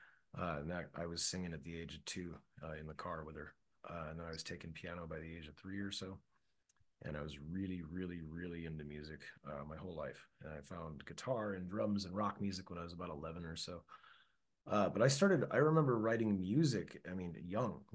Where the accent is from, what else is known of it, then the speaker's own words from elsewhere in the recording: Chicago, Illinois, United States; Growing up in Chicago